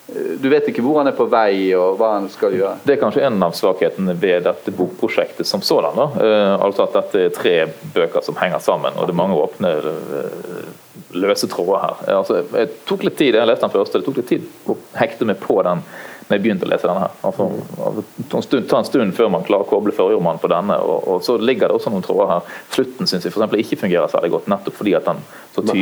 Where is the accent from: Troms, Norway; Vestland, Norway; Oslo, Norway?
Vestland, Norway; Bergen; Men, men, siden vi nå sitter i hvert fall tre bergensere her, kjøper dere denne